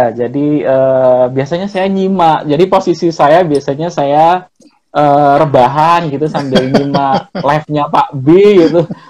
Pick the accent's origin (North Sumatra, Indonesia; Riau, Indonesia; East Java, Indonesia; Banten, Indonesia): East Java, Indonesia; Malang; karena saya orang Malang. Karena saya orang Malang, biasanya teman-teman manggilnya kan kalau Malang itu Mas itu kan Sam ya